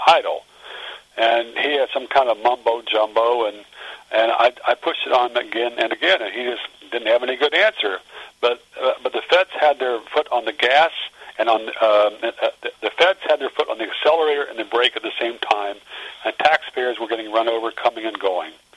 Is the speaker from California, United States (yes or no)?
no; Front Royal, Virginia, United States; also born or lived in Iowa; I was raised in the mountains outside of a small town uh, that was formerly known as Helltown, um, and uh, it's now known as Front Royal